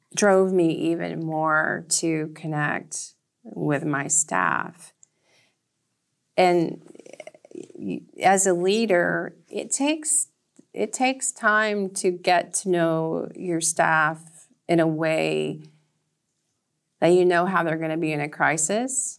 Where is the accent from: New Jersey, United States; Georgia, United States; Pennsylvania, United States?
Georgia, United States; Red Clay; moved away as an adult; now in Nantucket, United States; I grew up in an area known as Red Clay, Georgia